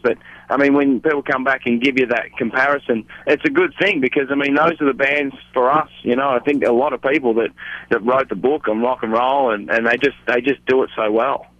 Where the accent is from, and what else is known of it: Australia